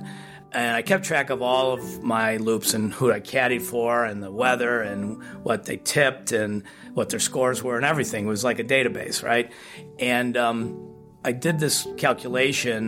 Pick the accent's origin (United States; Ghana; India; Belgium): United States; Highland Park, Illinois; I grew up in Ravinia, okay, which a lot of people, Chicagoans know Ravinia as a music festival venue, and it's literally a small hamlet nestled into Highland Park